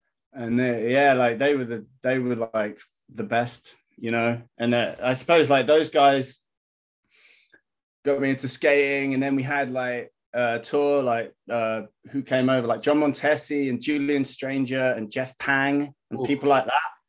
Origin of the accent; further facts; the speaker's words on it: Hong Kong; Like, I grew up in Asia, man. So I grew up in Hong Kong, and I used to skate streets there.